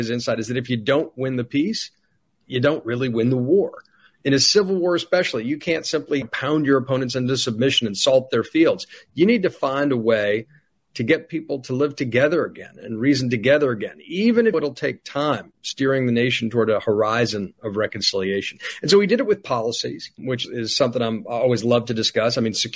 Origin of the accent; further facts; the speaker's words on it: Charleston, South Carolina, United States; moved away; I grew up partially in South Carolina in Charleston. And when we moved down there in the late 80s, early 90s